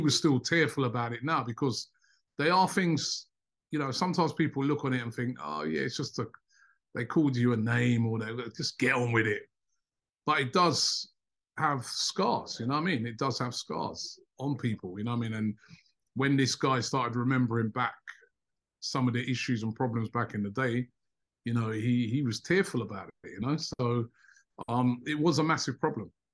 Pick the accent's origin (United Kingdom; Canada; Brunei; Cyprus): United Kingdom; Luton, East of England; also born or lived in London; I was born in London. Um, grew up for most of my um my childhood in Luton, which is um a town just about 30 miles outside of London. That's where I went to school.